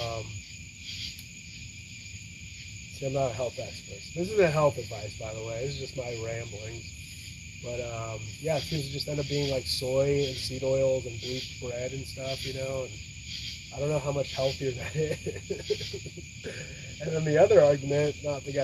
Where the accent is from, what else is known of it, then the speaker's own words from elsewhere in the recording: California, United States; moved away; I'm from California